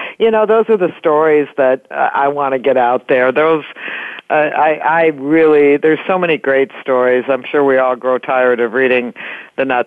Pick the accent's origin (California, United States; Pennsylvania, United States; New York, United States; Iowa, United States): Iowa, United States; Everywhere I go, when I say I'm from Iowa, they go, "You mean Ohio?"